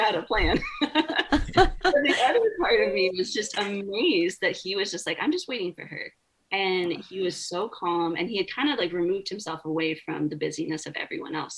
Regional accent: Oregon, United States; I grew up in Oregon. You know, timber is timber country.

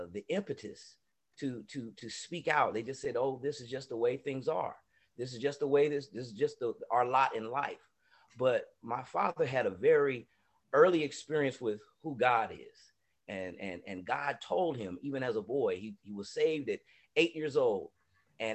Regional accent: San Diego, California, United States; also born or lived in Atlanta; leaving from San Diego and seeing the things that we were up against, you know, racially and just inequities that we were up against here in San Diego

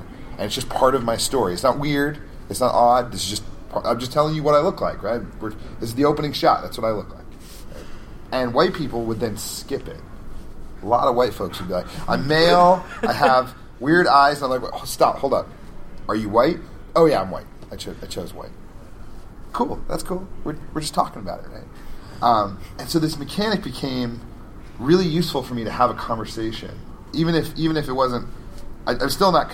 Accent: Albuquerque, New Mexico, United States; Albuquerque, my hometown

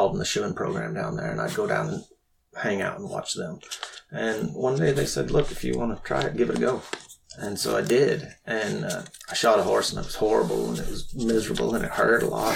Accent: Lubbock, Texas, United States; I grew up in Lubbock, Texas.

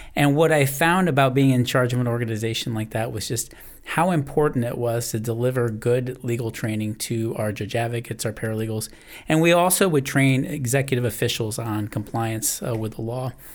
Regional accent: New England, United States; I grew up in the New England area

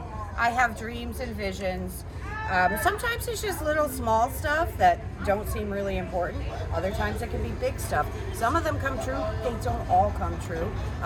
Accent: Boston, Massachusetts, United States; now in New Orleans, United States; I'm also originally from Boston

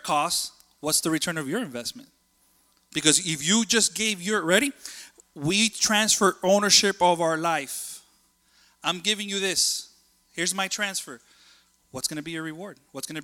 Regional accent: Hialeah, Florida, United States; I'm a kid that grew up in Hialeah

